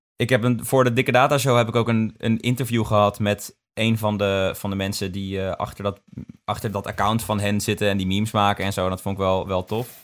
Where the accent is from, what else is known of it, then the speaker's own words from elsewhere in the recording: Son en Breugel, North Brabant, Netherlands; ik kom uit Sonnenbreugel